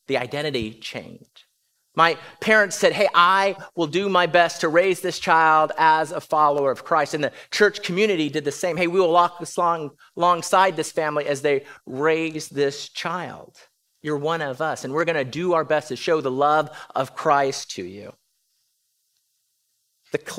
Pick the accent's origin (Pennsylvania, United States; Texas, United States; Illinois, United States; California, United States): California, United States; now in Round Rock, United States; I was born in California